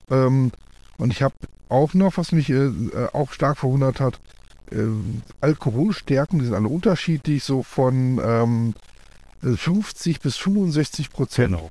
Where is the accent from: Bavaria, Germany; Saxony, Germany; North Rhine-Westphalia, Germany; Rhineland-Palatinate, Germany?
Rhineland-Palatinate, Germany; Koblenz; also, ich komme aus Koblenz und da haben wir quasi dann